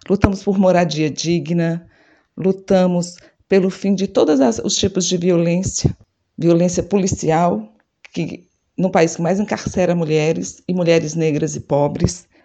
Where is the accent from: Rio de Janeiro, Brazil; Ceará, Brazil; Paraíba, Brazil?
Ceará, Brazil; Fortaleza; mulher negra de Fortaleza, no Ceará.